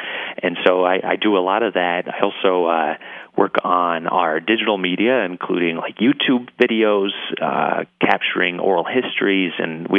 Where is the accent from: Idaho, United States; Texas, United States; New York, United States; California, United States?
Idaho, United States; Boise; I'm a first generation. My parents came from Utah and Indiana, respectively. But I was born and raised here in Boise. I graduated from Bora. I even went to the College of Idaho, so I haven't left the state yet.